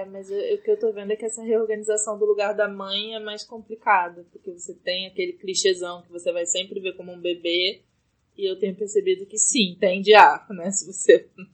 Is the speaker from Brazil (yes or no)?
yes; Brazil; moved away as an adult; eu tô num apartamento que é o apartamento onde eu cresci, que agora é casa do meu irmão